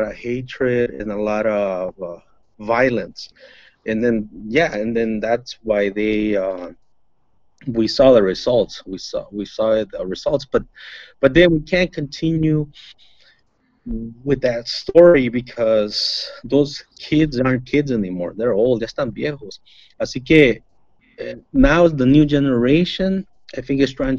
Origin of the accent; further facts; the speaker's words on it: Los Angeles, California, United States; yo les digo de Los Ángeles.